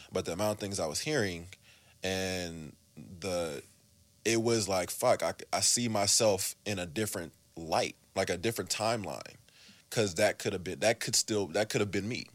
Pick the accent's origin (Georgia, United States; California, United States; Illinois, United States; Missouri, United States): California, United States; Oakland; I'm from the East